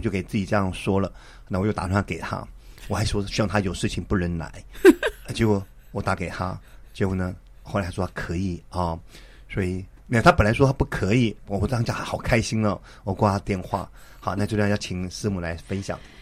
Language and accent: Chinese; Taipei, Taiwan; 我们之前在台北信友堂一起长大的